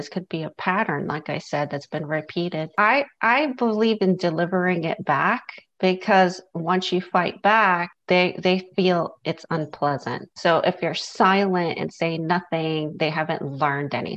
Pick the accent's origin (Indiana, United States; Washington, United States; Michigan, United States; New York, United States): New York, United States; now in Southern United States; where I grew up in New York, people were nosy and they would ask you a lot of questions. And I live in the South now